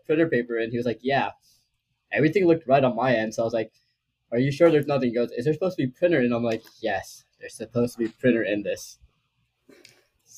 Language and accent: English; Delaware, United States; moved away as an adult; now in Arizona, United States; I'm from Delaware. I go to school in the University of Arizona